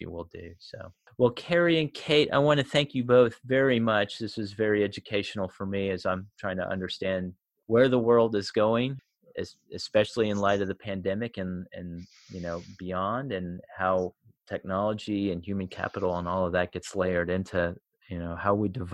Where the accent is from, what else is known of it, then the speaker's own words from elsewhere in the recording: United States; as an American